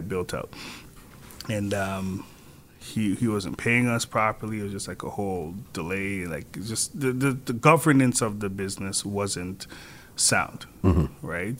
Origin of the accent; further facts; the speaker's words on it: Toronto, Ontario, Canada; I'm from Scarborough